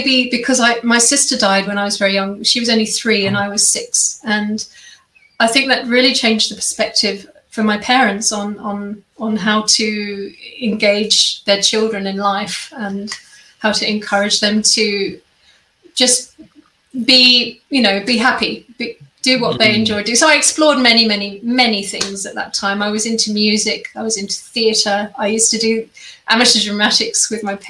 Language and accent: English; Kent, South East England, United Kingdom; moved away as an adult; also born or lived in London / Germany; now in Australia; I grew up in England. And had a very peaceful childhood in the countryside and a little village in Kent, which is in the southeast